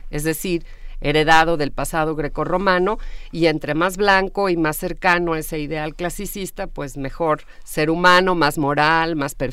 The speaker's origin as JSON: {"language": "Spanish", "country": "Mexico", "said": "mucho más racistas de lo que queremos aceptar."}